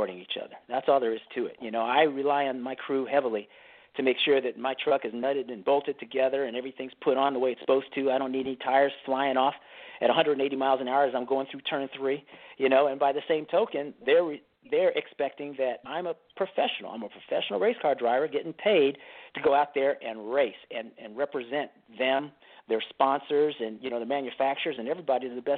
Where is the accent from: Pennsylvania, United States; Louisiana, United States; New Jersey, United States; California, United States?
California, United States; Northern; moved away as an adult; I'm from Northern California